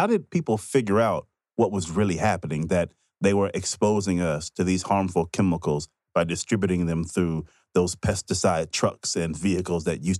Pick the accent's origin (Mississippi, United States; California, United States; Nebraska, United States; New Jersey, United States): Mississippi, United States; when I grew up in Mississippi